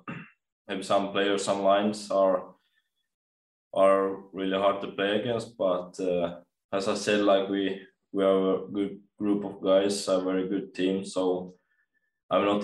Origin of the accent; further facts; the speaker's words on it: Espoo, Uusimaa, Finland; moved away; I'm from Espoo, Finland